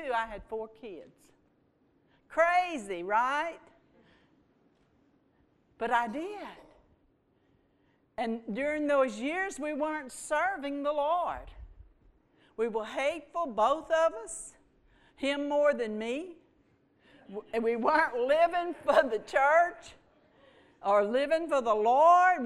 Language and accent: English; Houma, Louisiana, United States; I was born in Houma. I'm a Cajun girl